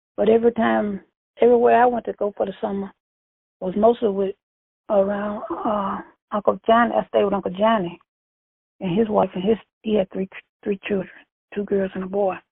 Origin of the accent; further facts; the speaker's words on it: Bastrop, Louisiana, United States; I'm from Bastrop, Louisiana